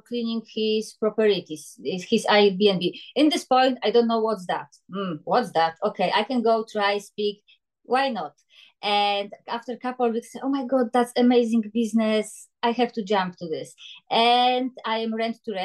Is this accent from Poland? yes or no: yes; Poland; English is a second language; moved away as an adult; now in Glasgow, United Kingdom; I am from Poland. I come to Scotland in 2006 just for 1 year. I finished my university.